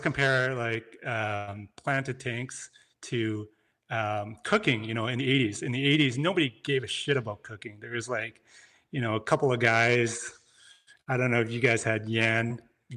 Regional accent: Canada; moved away as an adult; I'm from Canada

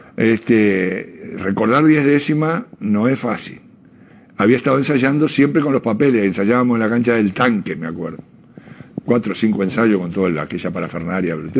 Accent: Uruguay; yo soy socio de Peñarol de antes de ser uruguayo

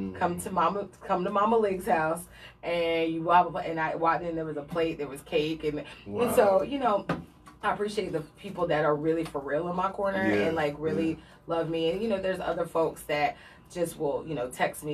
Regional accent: Pinellas County, Florida, United States; growing up in Pinellas County

